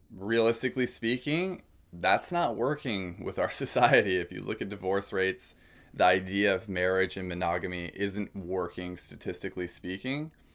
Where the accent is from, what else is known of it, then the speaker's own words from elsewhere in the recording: California, United States; moved away as an adult; also born or lived in Oregon; I've been born and raised in California, spent most of my life there, aside from some college outside of California and Oregon